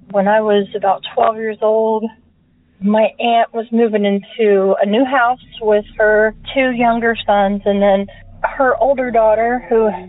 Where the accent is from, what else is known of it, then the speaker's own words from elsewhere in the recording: Indiana, United States; I am from Indiana.